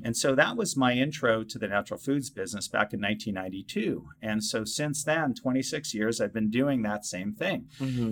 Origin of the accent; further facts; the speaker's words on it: Cambridge, Massachusetts, United States; I grew up in the Boston area in Cambridge, Massachusetts